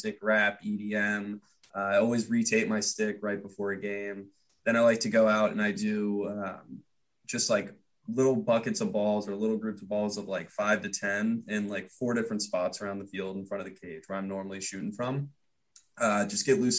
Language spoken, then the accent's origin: English; Annapolis, Maryland, United States; I'm Annapolis